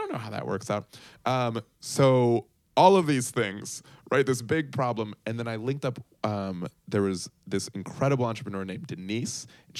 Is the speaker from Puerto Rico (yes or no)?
yes; Puerto Rico; also born or lived in Bogota, Colombia / Chicago, United States; So I am Colombian, Colombiano de Bogota. and I grew up in Puerto Rico and then Chicago, but going back to my whole family's in Colombia, everything is there.